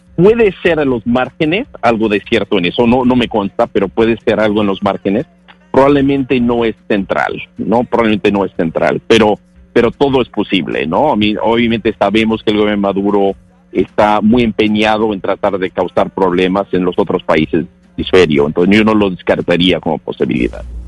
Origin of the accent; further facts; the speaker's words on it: United States; Yo como norteamericano siempre me he sentido orgulloso